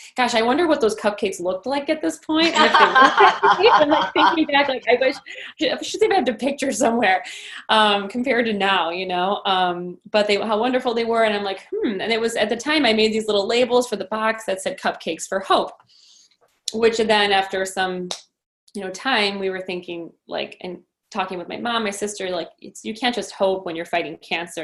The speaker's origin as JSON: {"language": "English", "town": "Downers Grove", "region": "Illinois", "country": "United States", "tie": "born or raised there", "also_born_or_lived": "Lombard", "said": "Downers Grove is where I was born and raised at Good Samaritan Hospital, and I lived there until I was 18."}